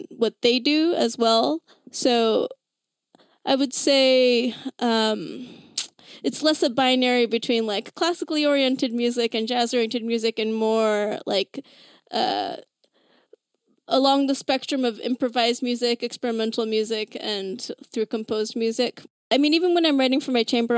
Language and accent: English; Bay Area, California, United States; I grew up in the Bay Area